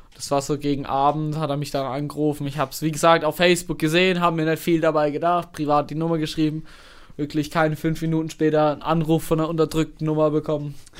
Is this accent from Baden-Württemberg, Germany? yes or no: yes; Karlsruhe, Baden-Württemberg, Germany; woher ich komme. Habe ich gesagt, ja, nee, Karlsruhe